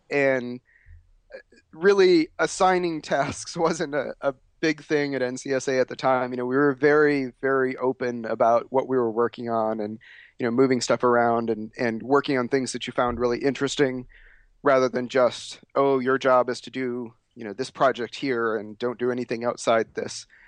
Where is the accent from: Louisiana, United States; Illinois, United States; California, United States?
Illinois, United States; Chicago; also born or lived in Oklahoma; I was born in Oklahoma, but then we moved to Illinois to the Chicago area when I was about three years old